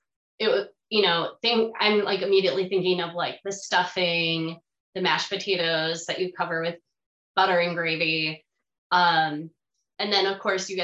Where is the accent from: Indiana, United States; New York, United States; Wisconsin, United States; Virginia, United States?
Wisconsin, United States; now in California, United States; When I first moved here so I'm from Wisconsin.